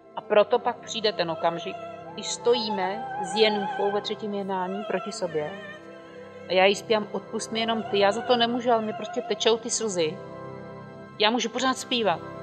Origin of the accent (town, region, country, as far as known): Czechia